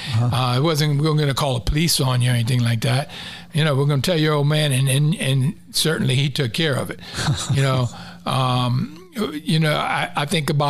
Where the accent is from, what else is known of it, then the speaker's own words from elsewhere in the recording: Key West, Florida, United States; accent: Conch; growing up in Key West is unbelievable. It was just a really good place to grow up. Everybody took care of one another.